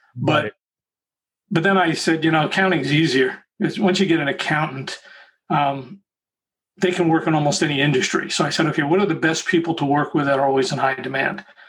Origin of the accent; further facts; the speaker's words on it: Long Island, New York, United States; moved away as an adult; also born or lived in Bronx, New York City / Southern California; moved out to Long Island